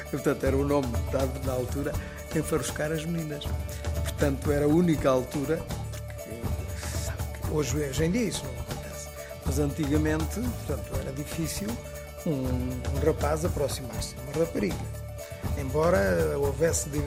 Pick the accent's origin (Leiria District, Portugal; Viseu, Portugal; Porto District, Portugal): Viseu, Portugal; Castro Daire; now in Lisbon, Portugal